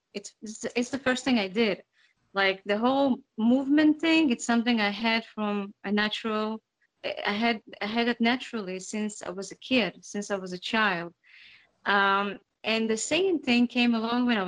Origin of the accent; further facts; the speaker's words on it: Israel; also born or lived in Uzbekistan; my parents and my family immigrated to Israel when I was 5 years old